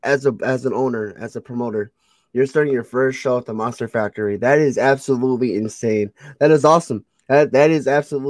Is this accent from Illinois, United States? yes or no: no; Connecticut, United States; I'm from Connecticut.